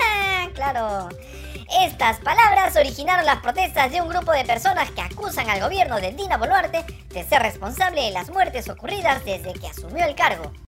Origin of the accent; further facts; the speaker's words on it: Cusco, Peru; Como cusqueños